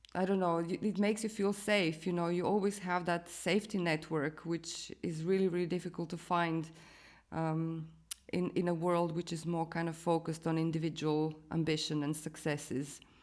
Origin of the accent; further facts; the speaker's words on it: Croatia; moved away as an adult; also born or lived in London; I was born in Croatia